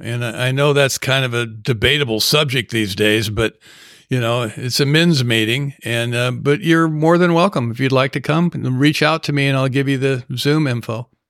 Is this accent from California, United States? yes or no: yes; Southern California, United States; when I grew up in Southern California